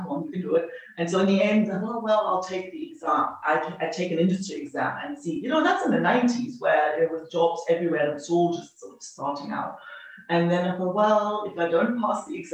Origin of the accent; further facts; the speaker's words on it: East Germany, Germany; moved away as an adult; also born or lived in Sydney, Australia; I grew up in East Germany